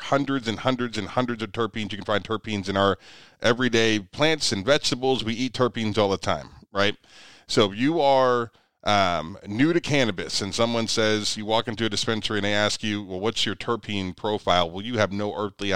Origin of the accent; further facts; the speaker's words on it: Ohio, United States; I'm from Ohio